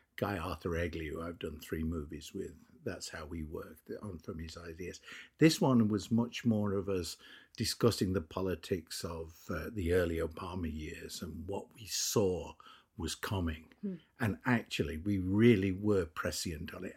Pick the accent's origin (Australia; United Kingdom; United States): United Kingdom; England; I'm English